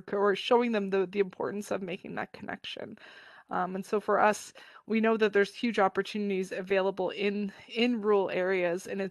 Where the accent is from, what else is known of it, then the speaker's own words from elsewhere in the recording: Toronto, Ontario, Canada; I live in a big city in Toronto, and I grew up in Toronto